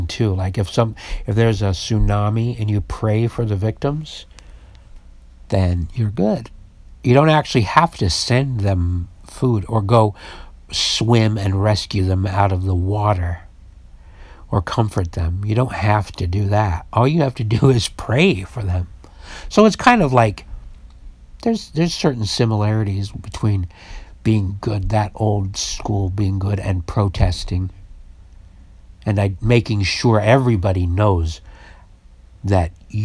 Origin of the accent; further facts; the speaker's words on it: Utah, United States; now in San Francisco, United States; I was raised in Utah